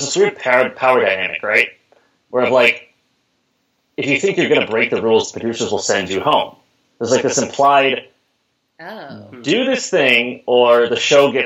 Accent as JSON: {"language": "English", "town": "Houston", "region": "Texas", "country": "United States", "tie": "born or raised there", "moved": "as an adult", "lives_now": "Seattle, United States", "said": "I grew up in Texas"}